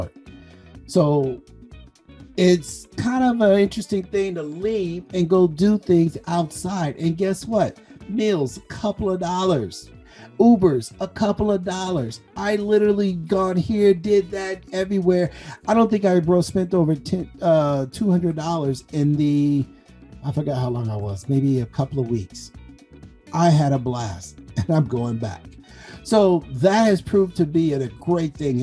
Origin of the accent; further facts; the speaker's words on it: Compton, California, United States; moved away; I'm a guy from Compton